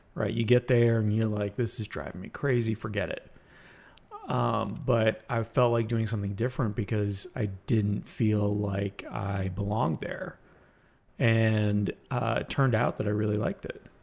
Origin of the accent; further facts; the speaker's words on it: Canada; I could say that I'm Greek, I could say that I'm Canadian